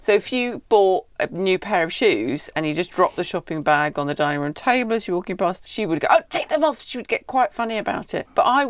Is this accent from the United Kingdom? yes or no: yes; Cornwall, South West England, United Kingdom; growing up in Cornwall